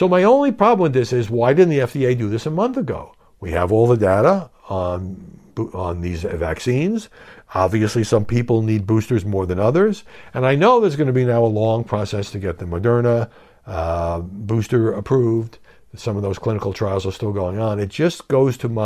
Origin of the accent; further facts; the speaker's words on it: New York City, New York, United States; Since I grew up in New York